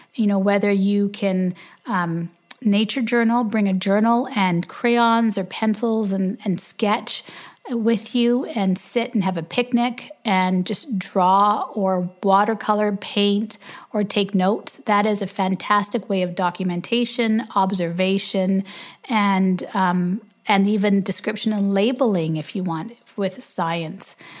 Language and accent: English; Canada; we're Canadian